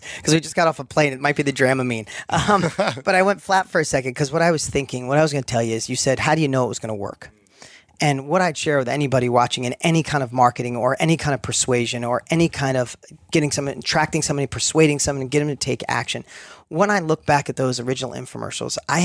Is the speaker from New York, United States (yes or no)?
yes; New York, United States; accent: New York; my New York accent was like super heavy. That's where I grew up.